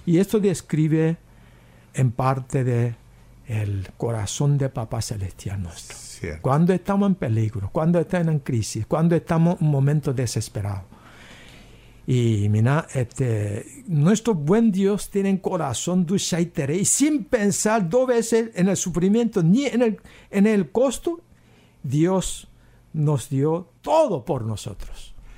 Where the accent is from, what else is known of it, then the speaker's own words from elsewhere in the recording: South Korea; Spanish is a second language; moved away as an adult; also born or lived in United States; now in Paraguay; donde viví eh, mis primeros 19 años en Corea